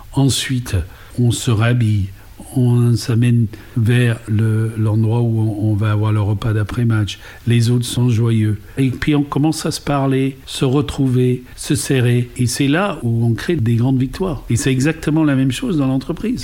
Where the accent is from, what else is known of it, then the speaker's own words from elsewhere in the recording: England, United Kingdom; French is a second language; moved away as an adult; now in France; je suis britannique, maman d'origine irlandaise, donc un petit mélange d'anglo-saxon et de celte